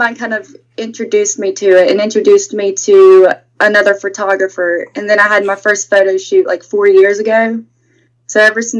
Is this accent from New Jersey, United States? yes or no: no; West Virginia, United States; accent: southern twang; now in Virginia, United States; So, I'm actually from West Virginia.